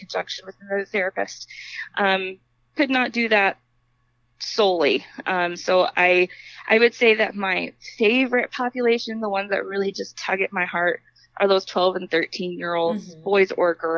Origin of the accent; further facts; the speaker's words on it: Kentucky, United States; moved away as an adult; also born or lived in Washington State / Kansas / North Dakota; now in Fargo, United States; I was born and raised in Kentucky and lived there until I was 20